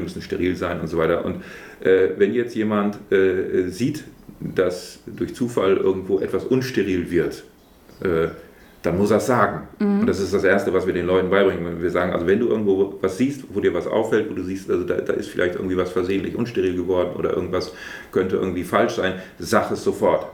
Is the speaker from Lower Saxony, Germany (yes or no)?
yes; Brake, Lower Saxony, Germany; stamme ich hier aus Prag, ich bin hier geboren, äh, ich wohne auch hier und äh, fühle mich hier insgesamt äh, sehr wohl, also in Prag, in der Wesermarsch